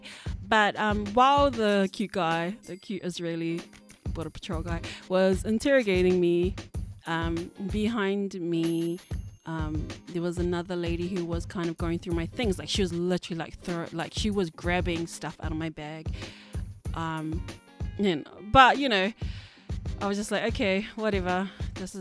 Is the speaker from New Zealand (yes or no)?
yes; New Zealand; growing up in New Zealand